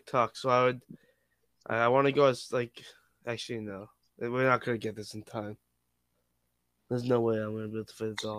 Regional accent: Boston, Massachusetts, United States; We're from Boston

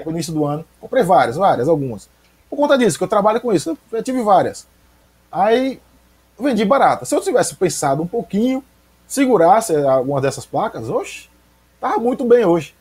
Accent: Aracaju, Sergipe, Brazil; moved away as an adult; now in Nossa Senhora do Socorro, Brazil; Eu cresci lá, cresci no Augusto Franco

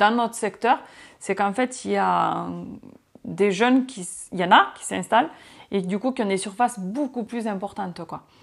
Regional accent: France; on a nos règles à respecter en tant que Français

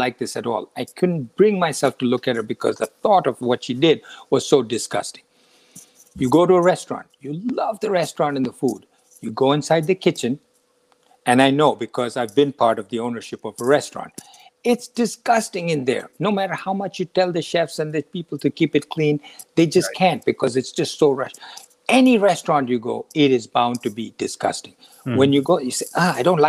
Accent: India; moved away as an adult; now in United States; when I was 20 years old and I was flying out of India to come to the United States

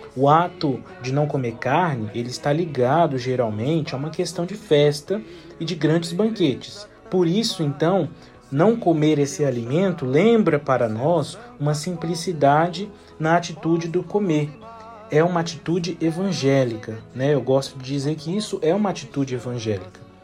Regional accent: Linhares, Espírito Santo, Brazil; Eu sou natural de Linhares, pertenço à paróquia Santa Rita

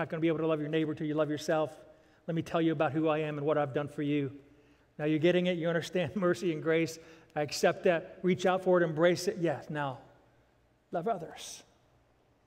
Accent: Ohio, United States; also born or lived in Virginia / South Florida; now in Nashville, United States; I was born and raised in Ohio. Most of our lives were in Virginia.

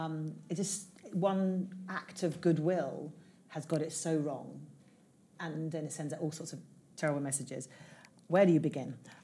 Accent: England, United Kingdom; I'm from England.

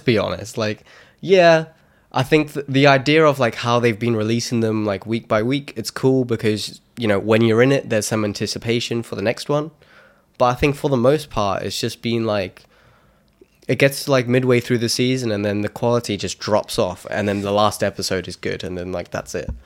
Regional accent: South Africa; I'm South African

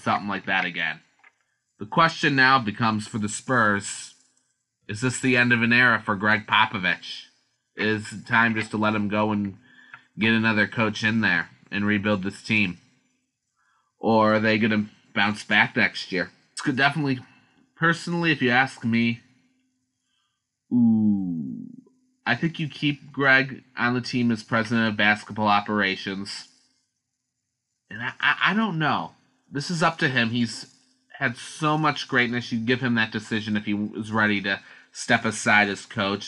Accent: near Cleveland, Ohio, United States; being from Ohio, and growing up near Cleveland

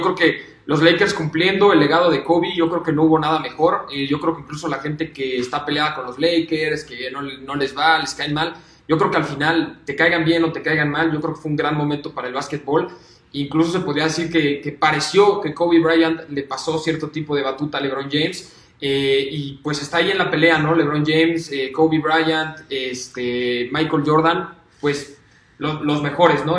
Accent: Mexico; como mexicanos pues nos llena de orgullo

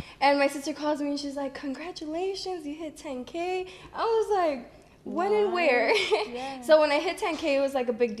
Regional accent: Detroit, Michigan, United States; I'm from Detroit

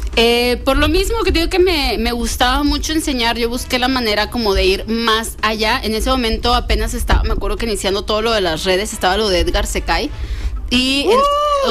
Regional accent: Mexico; como mexicanos

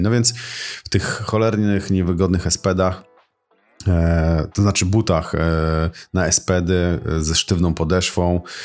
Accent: Tricity, Pomeranian Voivodeship, Poland; u nas w Trójmieście

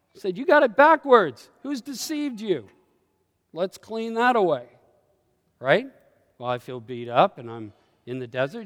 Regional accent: Canada; I carry Canadianisms, and I'm not a Canadian anymore

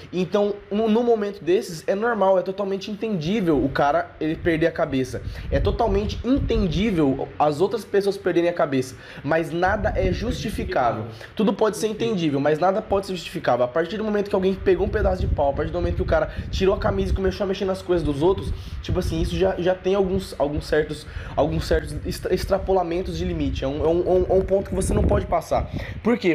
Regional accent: Brazil; nós somos brasileiros

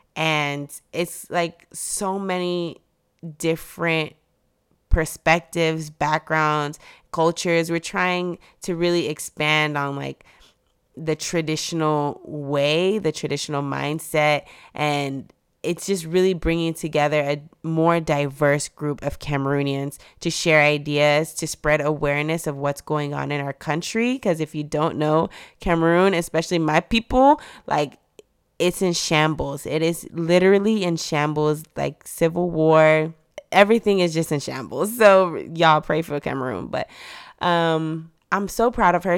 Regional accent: Texas, United States; I was born in Texas. I'm a Texas babe.

